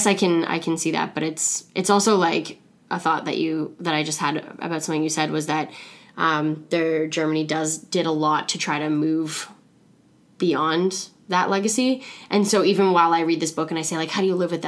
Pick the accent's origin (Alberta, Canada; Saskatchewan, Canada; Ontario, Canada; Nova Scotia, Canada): Ontario, Canada; Toronto; also born or lived in Thunder Bay; the areas I grew up in Toronto